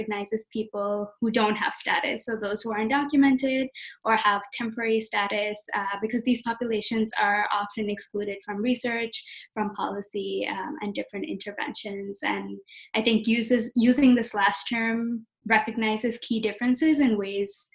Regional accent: Abu Dhabi, United Arab Emirates; moved away as an adult; also born or lived in Nova Scotia, Canada / India (ancestry); now in Vancouver, Canada; I'm of Indian origin, but I was born and raised in Abu Dhabi in the United Arab Emirates

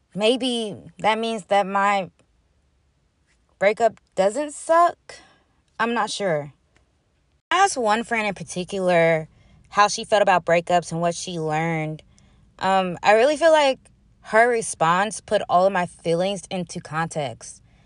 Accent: Huntsville, Alabama, United States; my hometown, the two five six Huntsville, Alabama

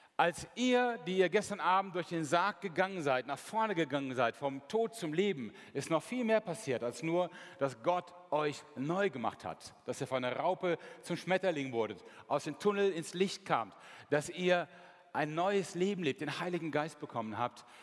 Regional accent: Mönchengladbach, North Rhine-Westphalia, Germany; Meine Heimatstadt ist Mönchengladbach

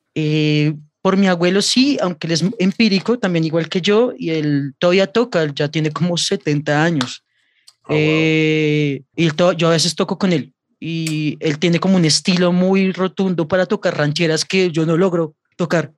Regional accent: Bogotá, Colombia; soy cantautor bogotano

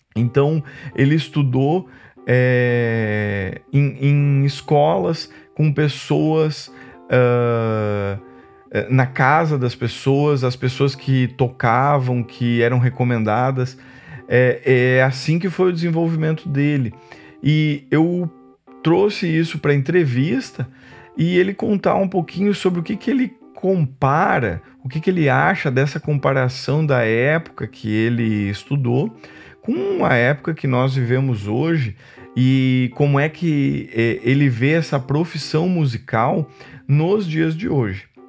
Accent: Santa Cruz do Sul, Rio Grande do Sul, Brazil; moved away; also born or lived in Foz do Iguaçu; eu vim do Rio Grande do Sul, sou natural de Santa Cruz do Sul, no Rio Grande do Sul

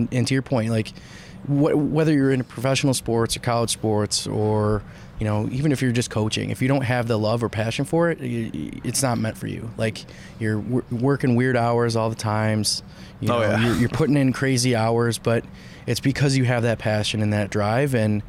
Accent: Rochester, New York, United States; moved away; I grew up in Rochester

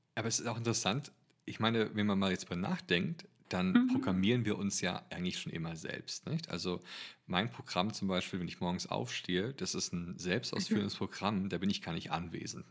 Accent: Germany; als Deutscher

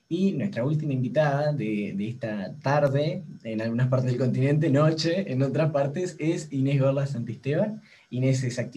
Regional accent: Uruguay; También estamos Lucía y yo, que somos de acá de Uruguay

